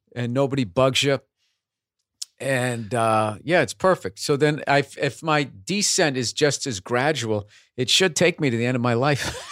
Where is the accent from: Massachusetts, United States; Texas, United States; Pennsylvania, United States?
Massachusetts, United States; Boston; accent: Boston; how they explained away my accent was, uh, he went, he went to B U